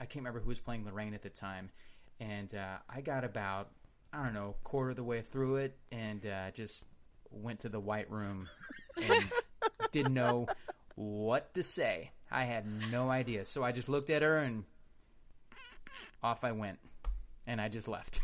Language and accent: English; Kansas City, United States; I'm from Kansas City